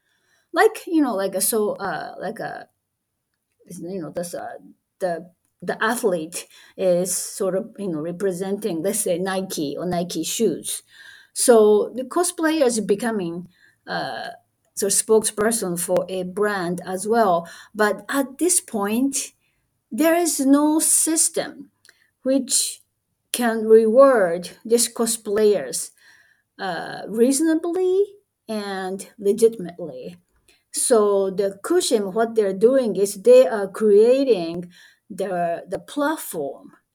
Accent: Japan; English is a second language; I'm a Japanese anyway, so English is my second language

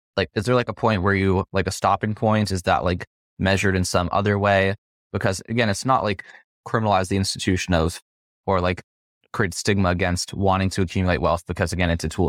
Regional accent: Las Vegas, Nevada, United States; I'm from Las Vegas

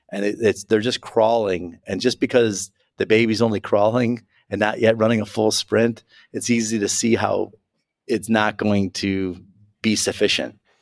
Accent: Chicago, Illinois, United States; I'm a Chicagoan

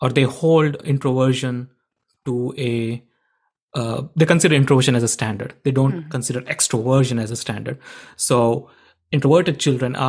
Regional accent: India; moved away as an adult; I grew up in India

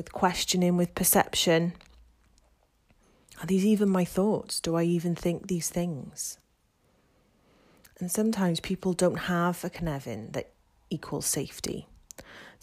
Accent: Wales, United Kingdom; I am from Wales

